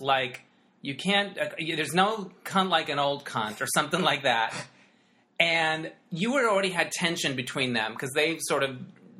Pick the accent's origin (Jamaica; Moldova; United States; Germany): United States; Arizona; the Arizona Republic, where I'm from